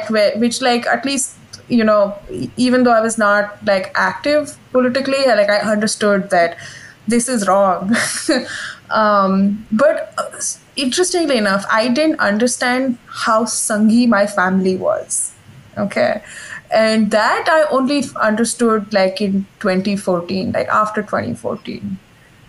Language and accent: English; Gujarat, India; I grew up in Gujarat.